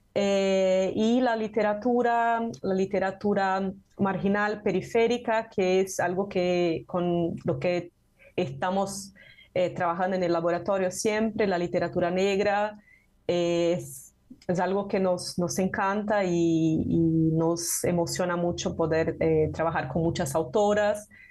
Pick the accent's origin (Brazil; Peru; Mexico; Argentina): Brazil; Spanish is a second language; soy de Brasil